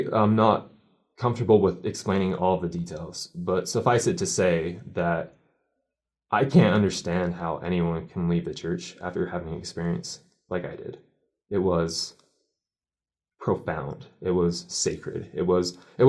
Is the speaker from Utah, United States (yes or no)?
yes; Utah, United States; I grew up in Utah, even though I was baptized